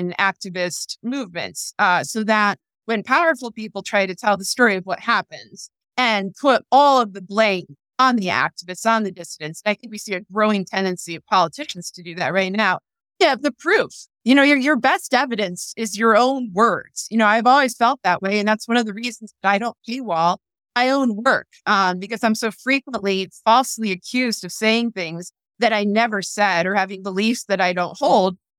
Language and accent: English; United States; as an American